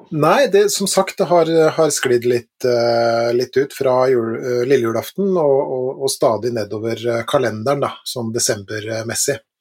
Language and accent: Norwegian; Langesund, Vestfold og Telemark, Norway; da jeg vokste opp i Langesund i Telemark